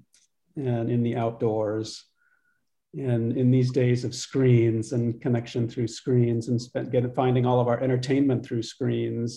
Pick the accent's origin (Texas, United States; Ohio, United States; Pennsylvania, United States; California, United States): Pennsylvania, United States; Pittsburgh; moved away as an adult; also born or lived in Tucson, Arizona / Virginia / Utah; I grew up in Pittsburgh, Pennsylvania, first grade through 12th grade.